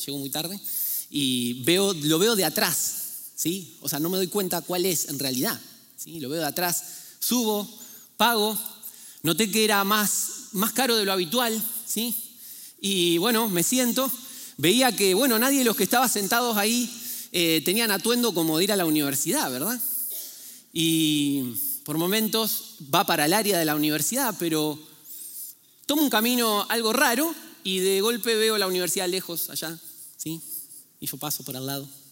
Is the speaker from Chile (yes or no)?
no; Argentina; moved away; en Argentina, ¿sí? yo de ahí vengo, ¿eh? por eso pido ya disculpas si tengo un acento algo extraño